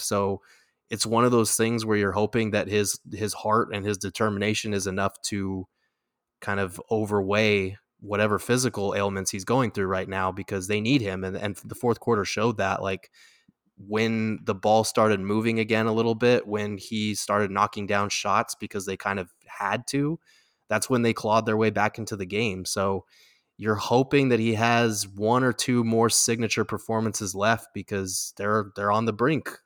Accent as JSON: {"language": "English", "town": "Albuquerque", "region": "New Mexico", "country": "United States", "tie": "born or raised there", "said": "growing up in Albuquerque"}